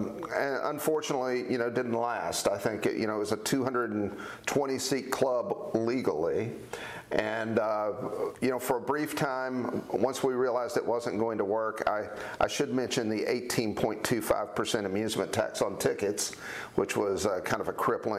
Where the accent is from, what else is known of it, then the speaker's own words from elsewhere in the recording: Knoxville, Tennessee, United States; one of the things that I came to appreciate about the South and growing up in Knoxville